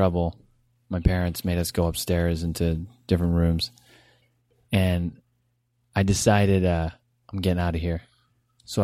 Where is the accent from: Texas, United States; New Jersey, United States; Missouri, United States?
New Jersey, United States; Toms River; Toms River, New Jersey.